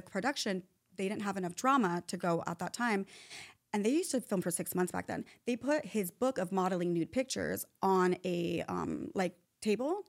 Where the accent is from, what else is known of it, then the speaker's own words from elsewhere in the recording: Chula Vista, California, United States; I'm from Chula Vista, San Diego